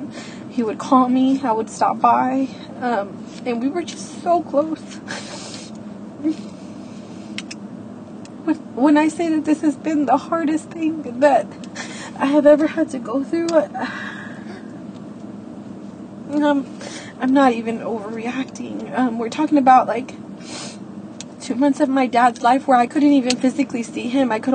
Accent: Houston, Texas, United States; I'm 30 years old and I'm from Houston, Texas

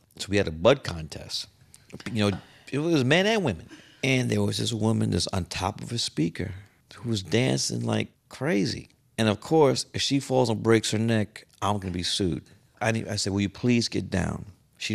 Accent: New York City, New York, United States; I said, I'm from Fort Greene.

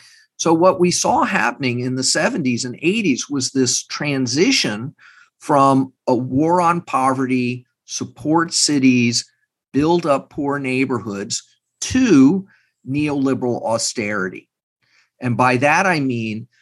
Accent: Texas, United States; I'm from Texas. I have family not far from Uvalde

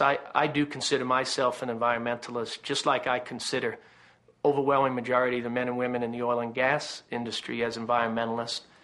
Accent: Canada; moved away; I'm Canadian by birth.

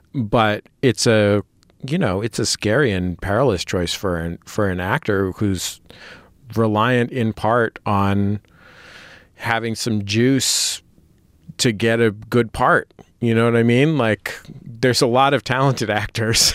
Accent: San Francisco, California, United States; now in Los Angeles, United States; I live in Los Angeles. I'm from San Francisco

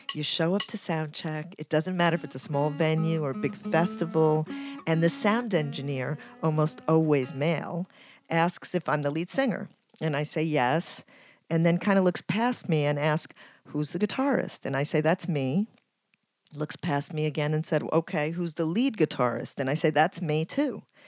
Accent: Ecuador; now in New York City, United States; I'm from Ecuador and I live in New York City

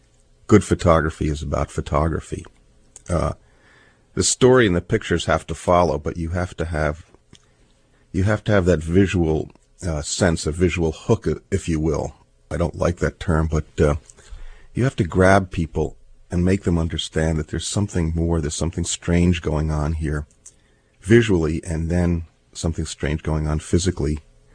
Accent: New Jersey, United States; I grew up in New Jersey, which has usually brown water lapping at its shores, and occasionally in September when the west wind blows, it turns green.

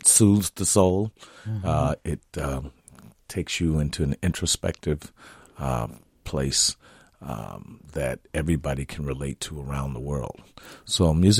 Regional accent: Gary, Indiana, United States; moved away as an adult; now in Minnesota, United States; growing up in Gary, Indiana

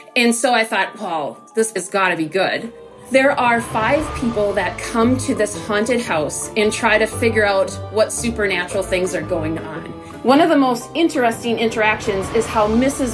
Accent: Winona, Minnesota, United States; I'm from Winona, Minnesota

